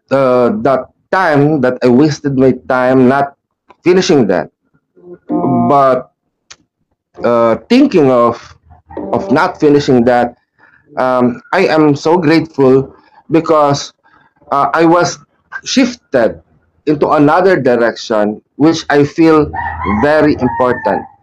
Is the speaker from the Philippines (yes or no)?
yes; Philippines